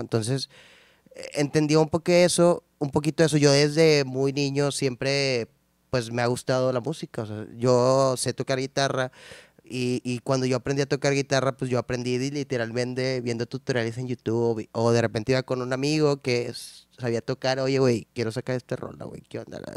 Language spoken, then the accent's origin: Spanish; San Nicolás de los Garza, Nuevo León, Mexico; soy de San Nico, toda la vida he vivido ahí, todavía vivo ahí, entonces, de San Nico